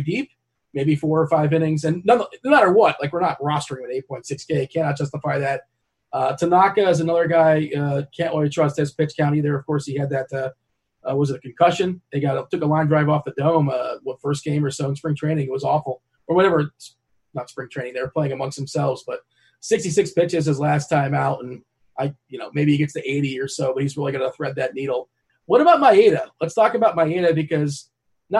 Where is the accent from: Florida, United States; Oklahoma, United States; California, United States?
Florida, United States; South; I'm from South Florida.